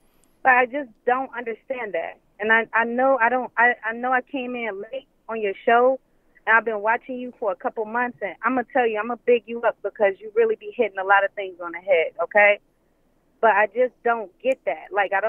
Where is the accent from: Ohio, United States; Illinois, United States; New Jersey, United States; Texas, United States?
Ohio, United States; Cleveland; now in Kissimmee, United States; I'm calling from Cleveland. Well, I'm actually calling from Kissimmee, but, you know, I'm from Cleveland, so I'm going to represent that.